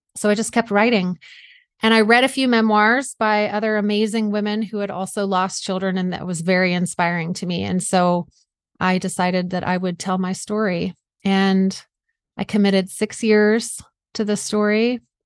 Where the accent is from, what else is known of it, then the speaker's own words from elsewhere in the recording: South Georgia, United States; moved away as an adult; also born or lived in Vermont / New York State / Washington State; now in Seattle area, United States; I grew up in South Georgia